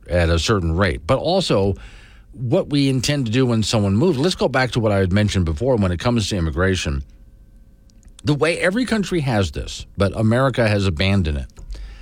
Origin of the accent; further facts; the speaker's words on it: Sanibel, Florida, United States; the home where I grew up on Sanibel